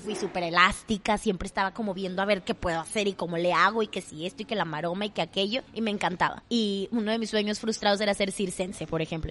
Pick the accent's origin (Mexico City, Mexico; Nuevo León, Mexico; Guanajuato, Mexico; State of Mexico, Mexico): Nuevo León, Mexico; Monterrey; accent: regio; soy súper regia